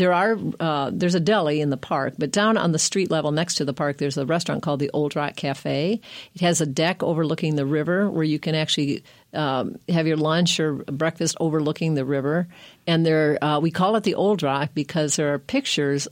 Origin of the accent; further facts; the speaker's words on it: Michigan, United States; moved away as an adult; now in Bat Cave, United States; I'm from Michigan. I love Michigan. It's home for me.